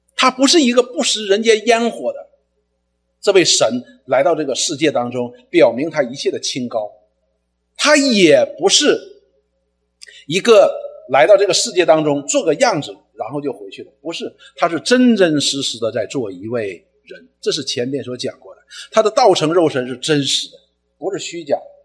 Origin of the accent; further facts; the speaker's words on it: China; 我们中国人